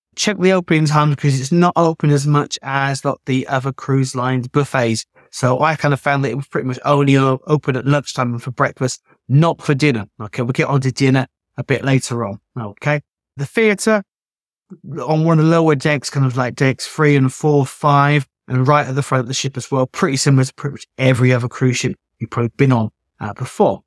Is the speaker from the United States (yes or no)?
no; United Kingdom; I'm British